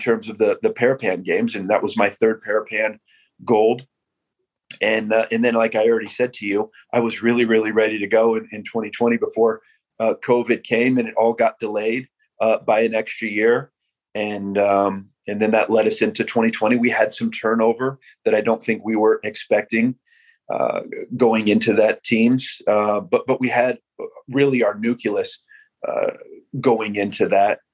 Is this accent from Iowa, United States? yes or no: yes; Iowa, United States; Here in my hometown